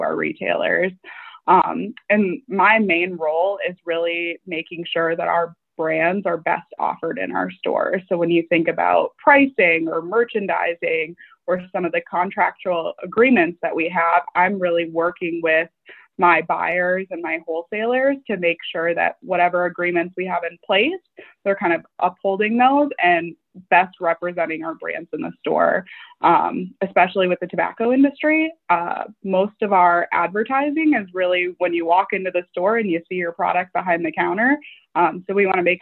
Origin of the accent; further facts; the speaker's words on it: Michigan's Upper Peninsula, United States; coming from a small town, I'm from Michigan's Upper Peninsula